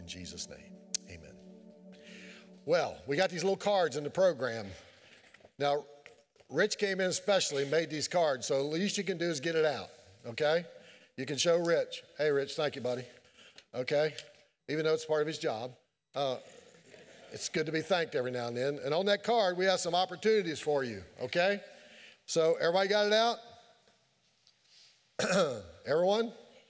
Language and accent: English; Keezletown, Virginia, United States; I'm from Keeseltown. What do y'all expect?